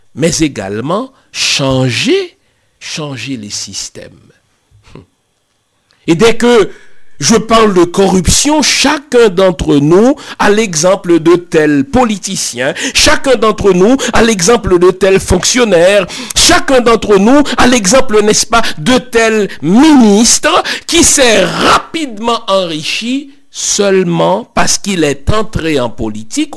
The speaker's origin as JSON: {"language": "French", "country": "Haiti", "said": "Chez nous en Haïti"}